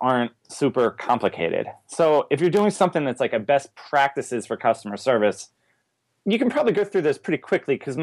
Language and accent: English; East Coast, United States; accent: strong A; also born or lived in Richmond, Virginia; now in Portland, United States; I'm from the East Coast originally, and I've never dropped the, like, the strong